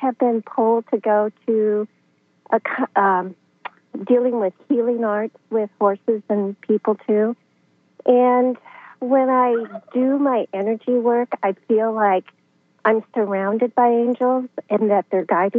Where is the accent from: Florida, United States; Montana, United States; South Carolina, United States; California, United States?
Montana, United States; moved away; also born or lived in Tennessee; I moved my children and myself from Tennessee back to Montana, my home state.